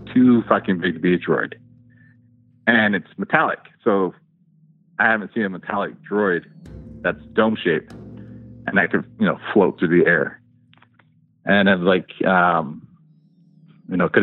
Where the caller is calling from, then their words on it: Los Angeles, California, United States; I am calling from